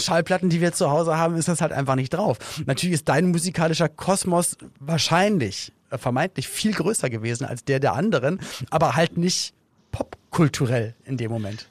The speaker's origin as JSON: {"language": "German", "region": "Berlin", "country": "Germany", "tie": "born or raised there", "said": "ich bin dann halt in Berlin aufgewachsen, in West-Berlin"}